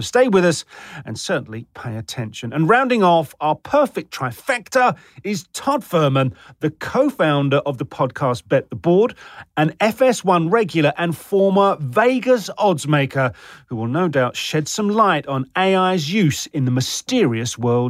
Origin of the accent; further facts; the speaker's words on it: United Kingdom; It's something I've grown up with as a Brit